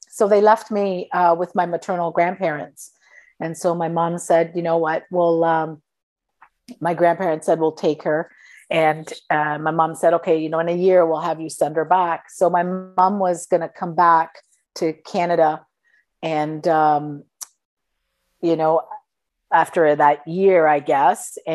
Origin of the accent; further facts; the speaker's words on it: Sicily, Italy; also born or lived in Toronto; So, well, I'm Sicilian. Uh, and so I was born in Toronto, uh, but I lived in uh, Italy, in Sicily, um, on and off until I was nine years old.